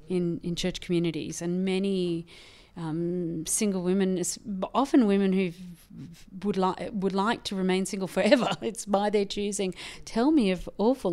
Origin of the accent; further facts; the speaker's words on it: Ireland; born there; I was born in Ireland in a Catholic family, so my grandmother had 16 and the other grandmother had 12 children.